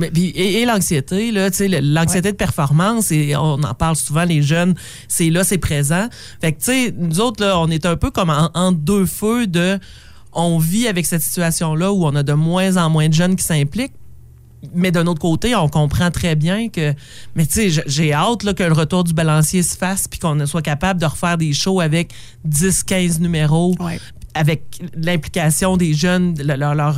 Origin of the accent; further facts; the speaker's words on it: Sainte-Anne-des-Monts, Quebec, Canada; moved away; also born or lived in Val-d'Or; je viens de Saint-Anne-des-Monts